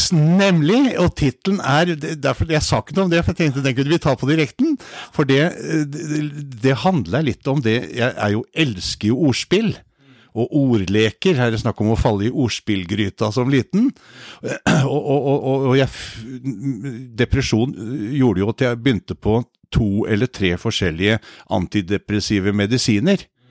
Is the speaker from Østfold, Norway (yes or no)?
no; Kvelde, Vestfold, Norway; moved away as an adult; also born or lived in Oslo; født og oppvokst i Kvelde, så vi er nå hjemme.